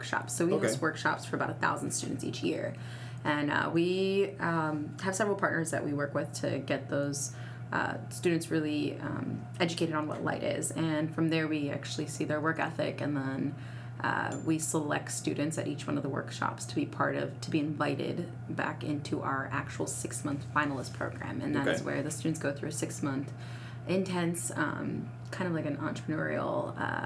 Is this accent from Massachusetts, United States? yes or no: no; Northern Virginia, United States; moved away as an adult; also born or lived in Kansas; now in Memphis, United States; I am not from here. I came from Virginia, Northern Virginia area